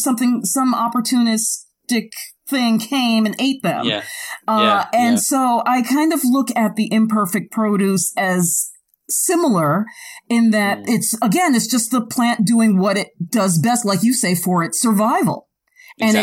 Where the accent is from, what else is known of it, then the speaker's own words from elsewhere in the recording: New York, United States; I'm from New York.